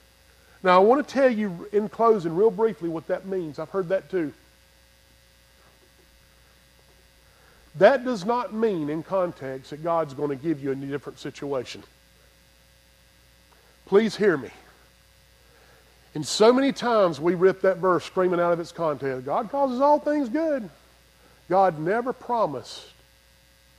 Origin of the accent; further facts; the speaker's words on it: Greer, South Carolina, United States; I'm from Greer, South Carolina